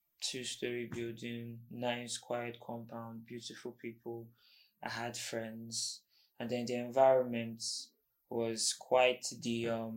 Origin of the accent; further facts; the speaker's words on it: Imo, Nigeria; also born or lived in Abuja; Okay, I'm from Imo State.